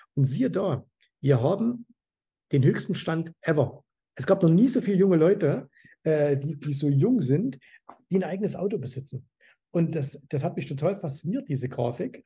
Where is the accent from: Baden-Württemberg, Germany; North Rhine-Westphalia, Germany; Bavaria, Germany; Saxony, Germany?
Saxony, Germany; Zwickau; now in Dubai, United Arab Emirates; ich komme ja aus Zwickau